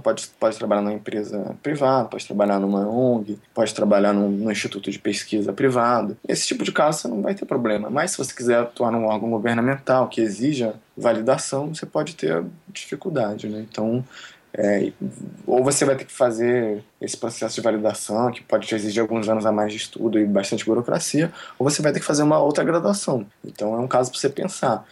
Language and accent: Portuguese; Brazil; also born or lived in Japan / Switzerland; o lugar de onde eu venho